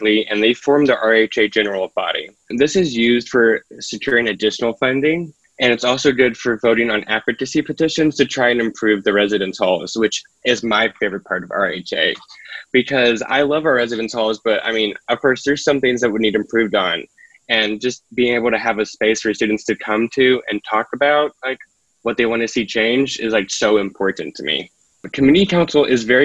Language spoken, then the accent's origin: English; Barboursville, West Virginia, United States; I'm from Barboursville, West Virginia, which is down south